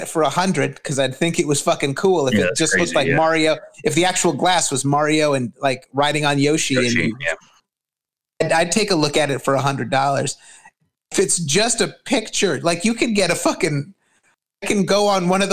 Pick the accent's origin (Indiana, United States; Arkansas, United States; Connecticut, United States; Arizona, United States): Arizona, United States; Tucson; my hometown of Tucson